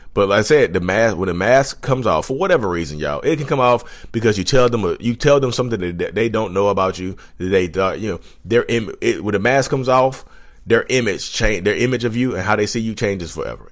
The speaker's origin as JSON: {"language": "English", "town": "Reidsville", "region": "North Carolina", "country": "United States", "said": "I'm from Reedsville, North Carolina."}